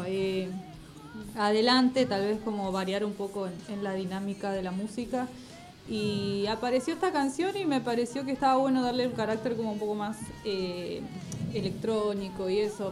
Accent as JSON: {"language": "Spanish", "town": "Banfield", "region": "Buenos Aires Province", "country": "Argentina", "tie": "born or raised there", "also_born_or_lived": "Goya, Corrientes", "said": "pero vine muy, muy chiquita, soy más de, acá"}